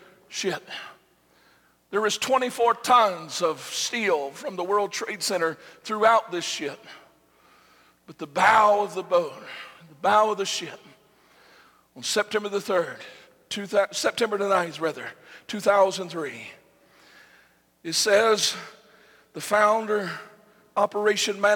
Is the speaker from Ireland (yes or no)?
no; United States; we as Americans